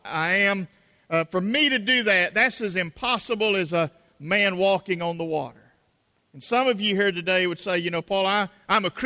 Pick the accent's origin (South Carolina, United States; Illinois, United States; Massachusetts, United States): South Carolina, United States; accent: South Carolina; my South Carolina accent